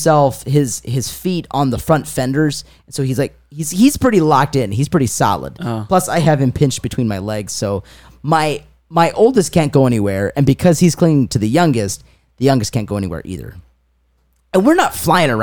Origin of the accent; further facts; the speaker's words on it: Wakarusa, Indiana, United States; We said we're from Wakarusa